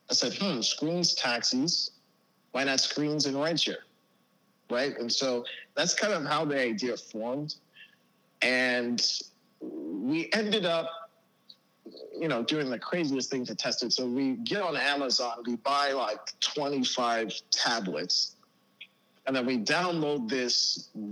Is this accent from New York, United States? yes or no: no; Dallas, Texas, United States; also born or lived in Baltimore, Maryland / Las Vegas, Nevada; I was born in Baltimore, Maryland. I've lived in Las Vegas, and I've lived in Dallas, downtown in the proper area for the last 16 years or so. I'm 27 years old